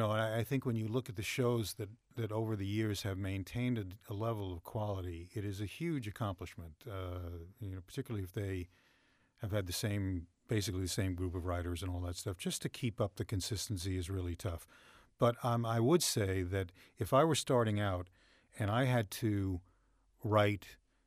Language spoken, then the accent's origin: English; New York, United States; I grew up on Long Island. My parents were fine. Everybody was good.